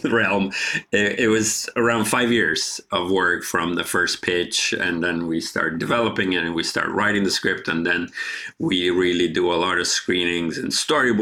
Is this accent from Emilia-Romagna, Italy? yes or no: no; Genoa, Liguria, Italy; moved away; my best friend and I were running around the beaches and the rocks and the coastal towns of the Riviera by Genova